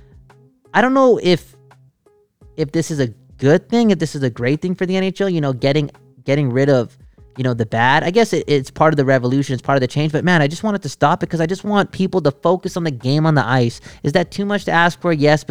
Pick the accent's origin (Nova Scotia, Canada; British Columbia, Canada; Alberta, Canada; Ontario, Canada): British Columbia, Canada; Surrey; I did some growing up in Newton.